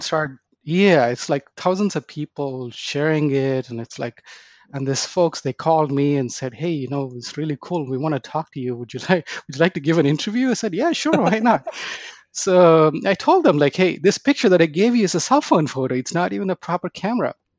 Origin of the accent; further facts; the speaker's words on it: India; moved away as an adult; now in Dallas, United States; I was born and raised in India. I uh, came to the United States to go to grad school